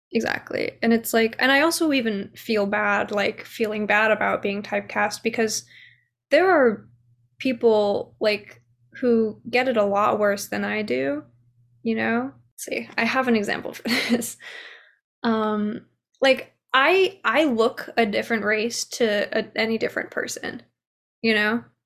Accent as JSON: {"language": "English", "country": "United States", "tie": "born or raised there", "said": "I was born here in America"}